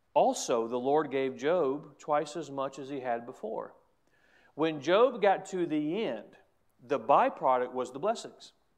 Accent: United States; as a Christian and as an American

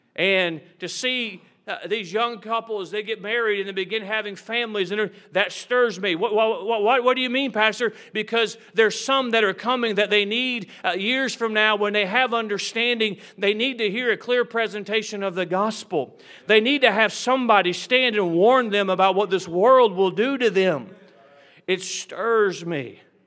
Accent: United States; I am proud to be an American.

